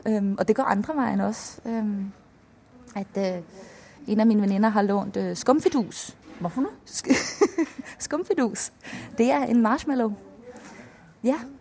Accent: Denmark; first language Danish; Norwegian is a second language; moved away as an adult; now in Trondheim, Norway; Det har vi ikke i, i Danmark

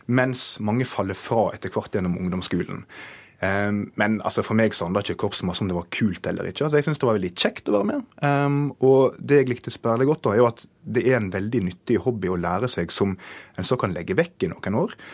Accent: Nordfjord, Vestland, Norway; det er barndommen min i Nordfjord skolekorps

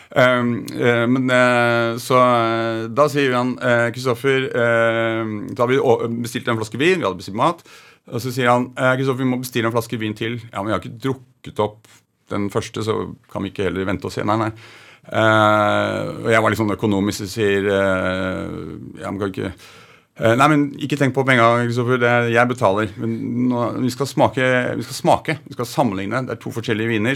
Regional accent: Oslo, Norway; also born or lived in Holmenkollen area; født på Majorstuen, og så flyttet vi

